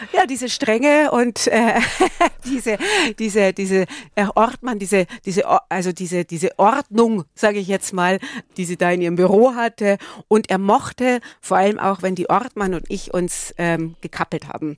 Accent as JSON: {"language": "German", "town": "Altötting", "region": "Bavaria", "country": "Germany", "tie": "born or raised there", "said": "Rosenheim, Altötting, das ist ja auch so ein Bereich, wo ich aufgewachsen bin"}